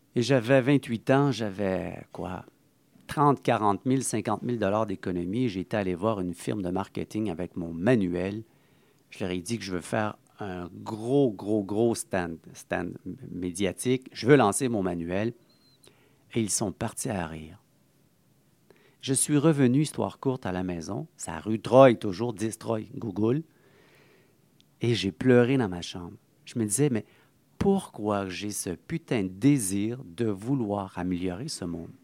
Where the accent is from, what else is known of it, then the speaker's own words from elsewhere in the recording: Montreal, Quebec, Canada; mon, enfance de Saint-Henri. Donc, j'ai été né euh, à Saint-Henri